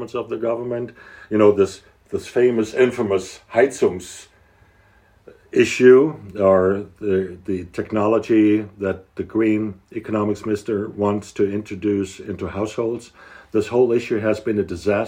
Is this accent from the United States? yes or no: no; Hesse, Germany; my home state, which we think it's one of the major states in the country.